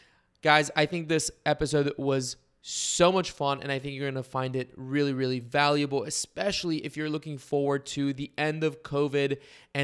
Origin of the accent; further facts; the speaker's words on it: Bulgaria; now in United States; growing up in Bulgaria, I always knew the Czech Republic as Czechia, and then I moved to the United States